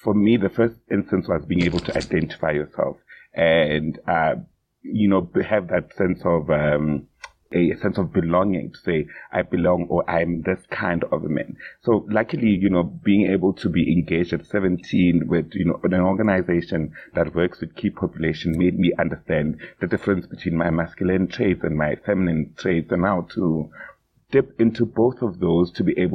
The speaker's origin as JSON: {"language": "English", "country": "South Africa", "said": "as a South African man myself"}